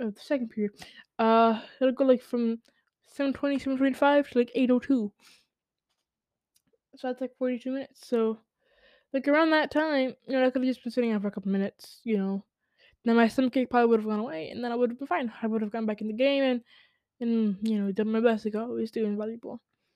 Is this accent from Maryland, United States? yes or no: no; New York City, New York, United States; I'm a New Yorker. I was born in the Bronx.